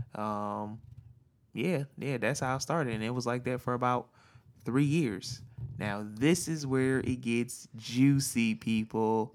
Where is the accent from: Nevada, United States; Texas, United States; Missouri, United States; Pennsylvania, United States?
Pennsylvania, United States; Philadelphia; born or raised there; moved away as an adult; now in California, United States